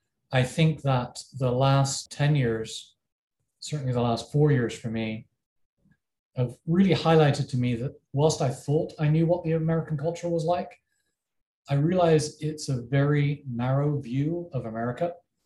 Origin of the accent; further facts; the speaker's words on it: England, United Kingdom; first language English; moved away as an adult; now in United States; I'm from England, I speak English.